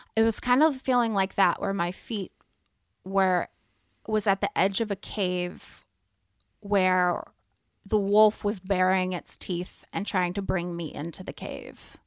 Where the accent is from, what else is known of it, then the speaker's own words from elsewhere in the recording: East Tennessee, United States; I'm from East Tennessee